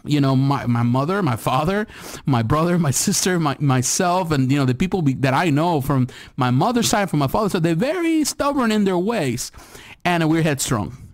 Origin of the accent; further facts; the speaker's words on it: United States; as an American here living in America